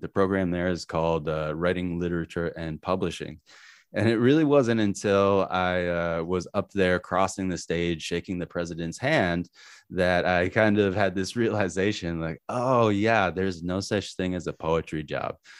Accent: New Hampshire, United States; also born or lived in Manhattan, Kansas; I grew up in New Hampshire

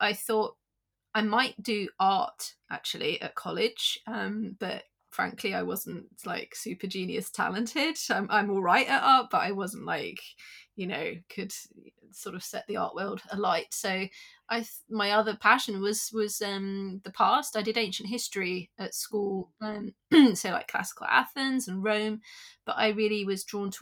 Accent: London, United Kingdom; So I grew up in London, I'm in South London

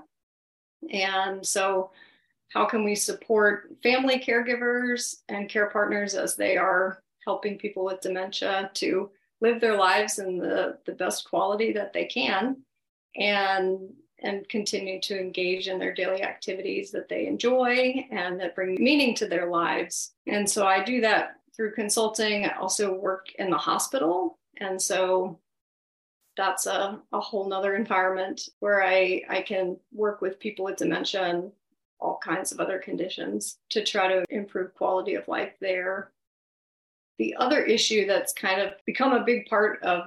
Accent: Blacksburg, Virginia, United States; growing up in Blacksburg

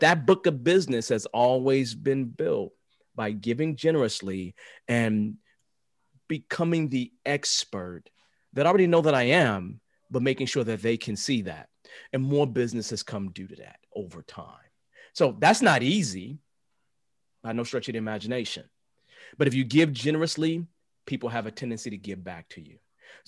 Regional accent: Chicago, Illinois, United States; I never put my back to the door. I don't do that because I'm from the South Side of Chicago.

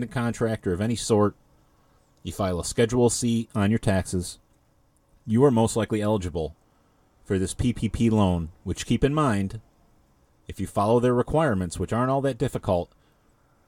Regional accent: Ilion, New York, United States; The Village of Ilion, my hometown, born and raised, graduated high school from there.

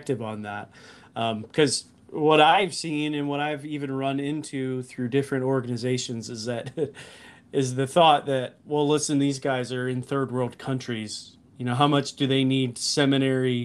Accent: Illinois, United States; moved away; my home was Illinois

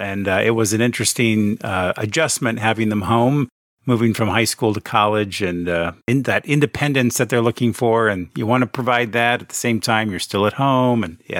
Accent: Central Florida, United States; moved away as an adult; also born or lived in Phoenix, Arizona / Pennsylvania; I was born out in Phoenix, Arizona. And then when I was a kid, we moved out to Central Florida. So I went from hot to humid, but never really experienced a season.

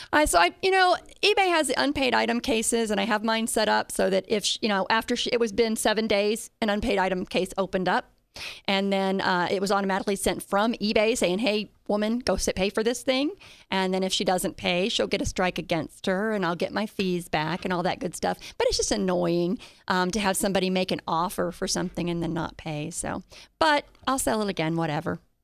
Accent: Colorado, United States; I'm from Colorado

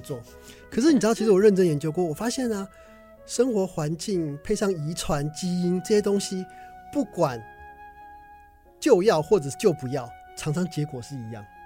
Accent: Taichung, Taiwan; 我高中念台中一中，是我台中人

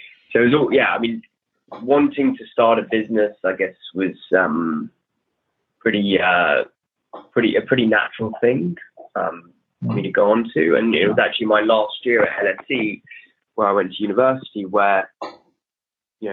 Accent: London, United Kingdom; I was born and raised in London, Northwest London

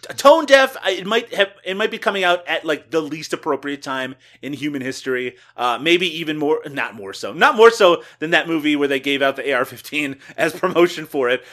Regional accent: Newfoundland and Labrador, Canada; moved away; where I grew up in Newfoundland, Canada, people did say hi to each other

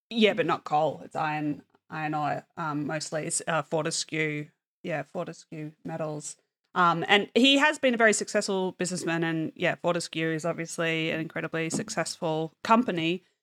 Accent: Australia; also born or lived in Denmark; as an Australian

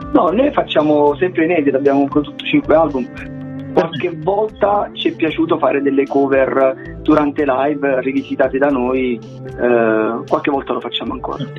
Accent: Caserta, Campania, Italy; qui a Caserta, che noi siamo di Caserta e siamo una delle poche band terrone

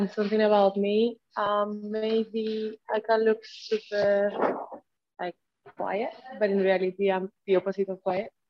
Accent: northern Spain, Spain; now in Madrid, Spain; I'm from Spain. I'm originally from the north, but I'm living in Madrid

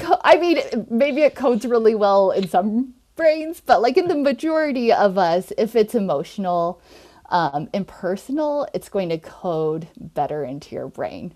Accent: Nebraska, United States; also born or lived in Minnesota / New York; I'm from Nebraska originally

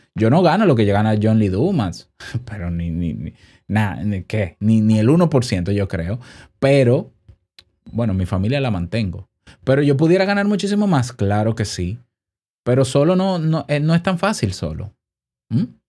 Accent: Dominican Republic; en mi país

